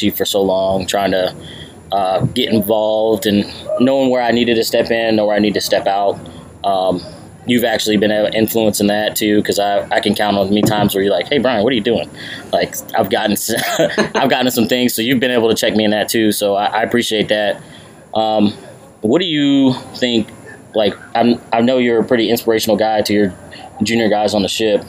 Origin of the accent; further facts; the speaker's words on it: North Carolina, United States; moved away; Growing up in North Carolina